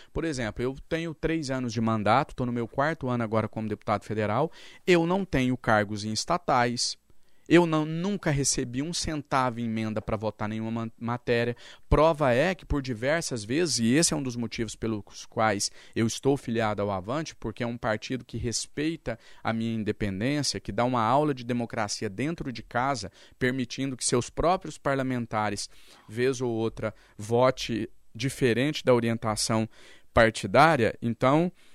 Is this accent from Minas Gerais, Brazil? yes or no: yes; interior of Minas Gerais, Brazil; Eu sou lá do interior de Minas Gerais, sou filho de mãe doméstica, meu pai era cadeirante